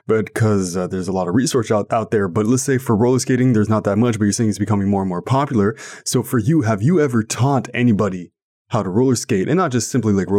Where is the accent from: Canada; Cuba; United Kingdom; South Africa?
Canada; I'm Canadian